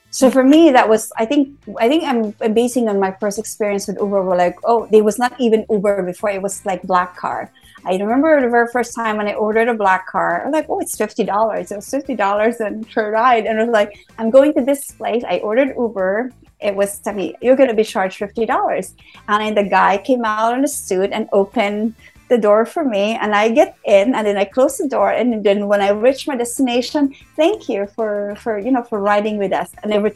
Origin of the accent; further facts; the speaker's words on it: San Francisco, California, United States; I'm from San Francisco, but if I'm in Bangkok